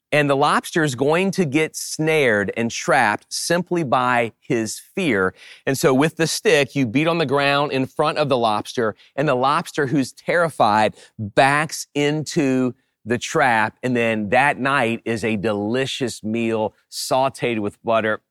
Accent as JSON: {"language": "English", "region": "Louisiana", "country": "United States", "tie": "born or raised there", "said": "When I was a kid, I grew up in Louisiana and we, we lived close to the bayou."}